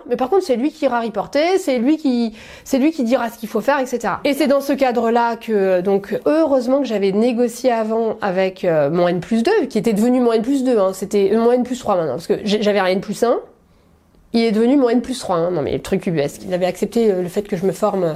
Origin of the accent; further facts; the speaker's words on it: Paris, Île-de-France, France; j'ai grandi à Paris, j'ai fait toute, mes, toute ma scolarité à Paris